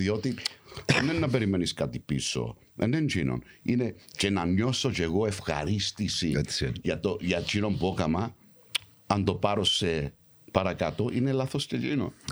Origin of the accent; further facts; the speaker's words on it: London, United Kingdom; moved away; also born or lived in Cyprus; γεννήθηκα έξω, γεννήθηκα Λονδίνο, μεγάλωσα στο Λονδίνο